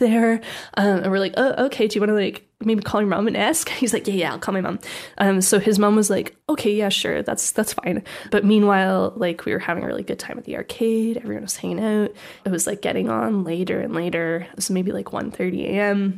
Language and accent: English; Canada; from my hometown in Canada